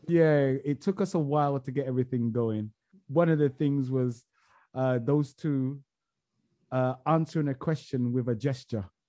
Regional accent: England, United Kingdom; I'm English

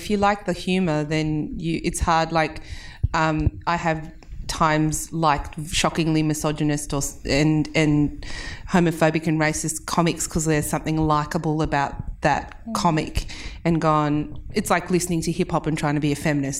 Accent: South Africa; now in Australia; I'm South African, so I grew up with Eddie Murphy.

